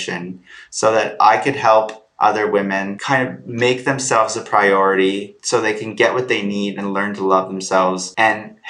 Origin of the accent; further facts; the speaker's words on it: Prince Edward Island, Canada; I'm from Canada, a small island on the East Coast called Prince Edward Island.